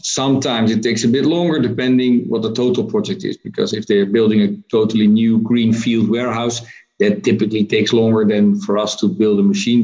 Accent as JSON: {"language": "English", "country": "Netherlands", "said": "I'm from Holland"}